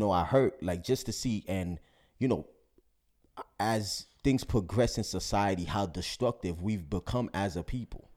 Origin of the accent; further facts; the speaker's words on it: New York City, New York, United States; me being African-American, you know, growing up in New York City